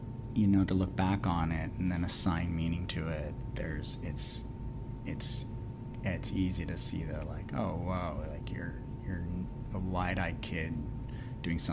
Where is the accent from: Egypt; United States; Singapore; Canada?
Canada; Kingston, Ontario; now in Victoria, Canada; as a Canadian and where I'm from and growing up in Kingston, Ontario